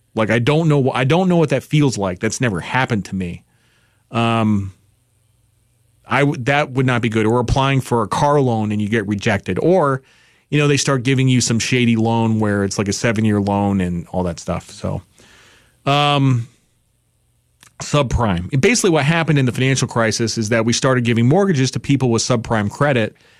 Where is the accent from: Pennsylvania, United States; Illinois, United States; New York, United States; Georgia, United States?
New York, United States; I'm from New York